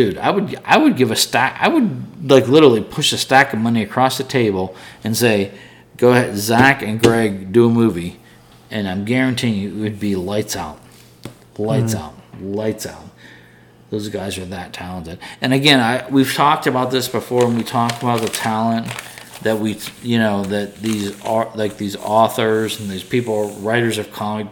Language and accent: English; Pittsburgh, Pennsylvania, United States; I'm from Pittsburgh